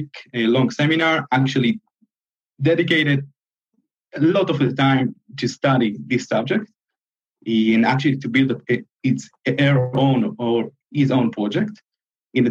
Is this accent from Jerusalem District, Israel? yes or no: yes; Jerusalem, Jerusalem District, Israel; I'm originally from Jerusalem.